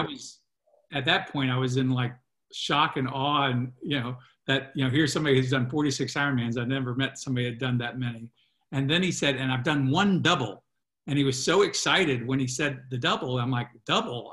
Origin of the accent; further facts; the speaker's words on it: Virginia, United States; and I'm from Virginia.